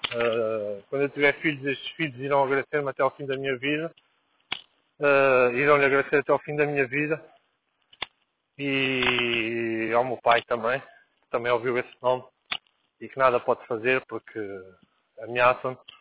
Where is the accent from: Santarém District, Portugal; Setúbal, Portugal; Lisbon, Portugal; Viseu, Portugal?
Lisbon, Portugal; also born or lived in Angola; Eu nasci em Lisboa e. e, e voltei para Angola